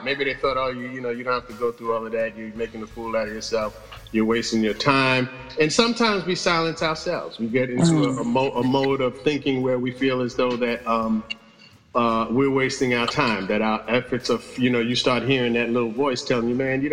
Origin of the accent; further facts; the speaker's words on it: New York, United States; I'm from New York